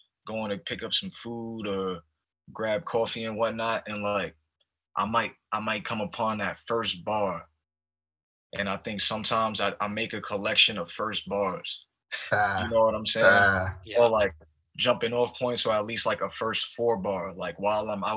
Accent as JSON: {"language": "English", "town": "New York City", "region": "New York", "country": "United States", "tie": "born or raised there", "also_born_or_lived": "Poconos, Pennsylvania", "moved": "yes", "lives_now": "Seattle, United States", "said": "I grew up in East Harlem"}